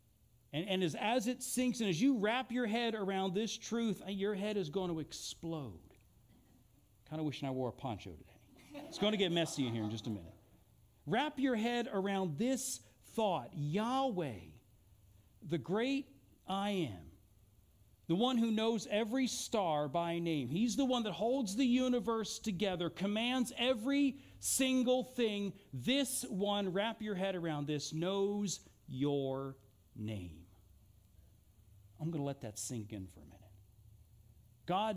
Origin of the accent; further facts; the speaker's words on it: Eugene, Oregon, United States; also born or lived in Philadelphia, Pennsylvania / Italy; I was born outside of Philadelphia. I was raised here in Eugene.